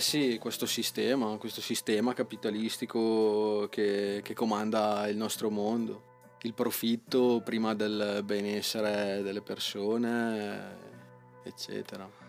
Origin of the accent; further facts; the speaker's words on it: Bagnolo Mella, Lombardy, Italy; Di Brescia, anzi sono di Bagnolo